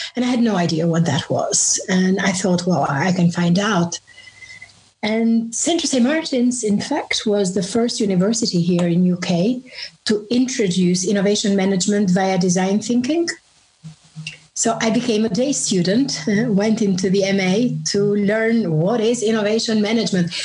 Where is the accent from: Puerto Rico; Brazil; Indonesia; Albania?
Albania; moved away as an adult; now in London, United Kingdom; I grew up in Albania, and that was under communism